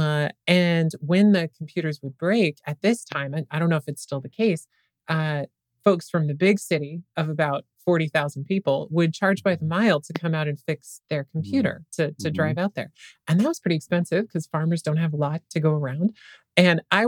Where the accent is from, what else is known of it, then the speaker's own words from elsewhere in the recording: Western Nebraska, United States; I was raised in Western Nebraska